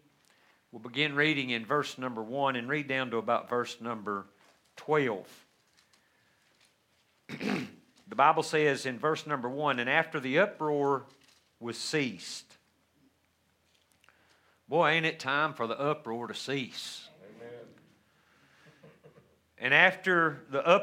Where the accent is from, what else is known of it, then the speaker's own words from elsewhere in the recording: United States; the freedoms that we so joy as American Christians today